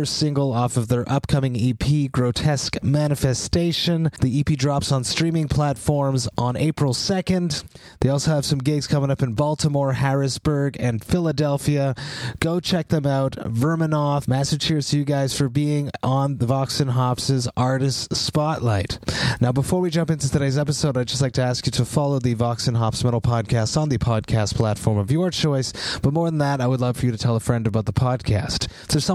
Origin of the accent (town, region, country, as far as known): Montreal, Quebec, Canada; born or raised there